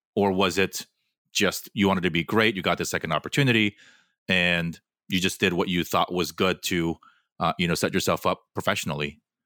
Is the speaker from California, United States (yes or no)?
yes; Fullerton, California, United States; moved away as an adult; also born or lived in New York City / Los Angeles; I grew up in Fullerton